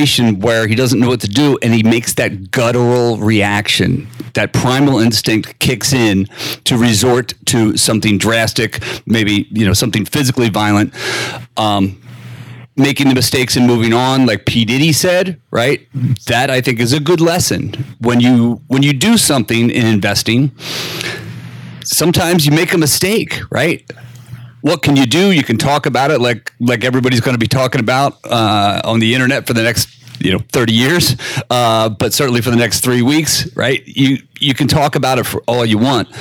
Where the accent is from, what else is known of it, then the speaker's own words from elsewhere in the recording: Philadelphia, Pennsylvania, United States; I'm from Philadelphia